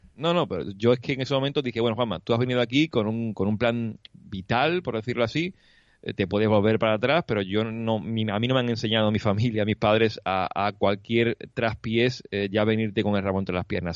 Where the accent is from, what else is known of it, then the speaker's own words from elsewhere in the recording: Huelva, Andalusia, Spain; moved away as an adult; now in Cologne, Germany; yo vengo de una tierra donde la tapita, la mm, cervecita y eso, pues eso es clave al solecito, de tener en mi tierra en Huelva 300 y pico días de sol al año